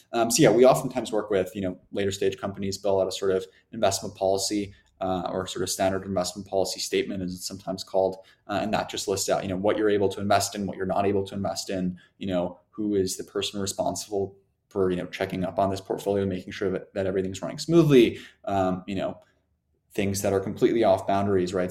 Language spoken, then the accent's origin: English; Germany; moved away; I'm originally from Germany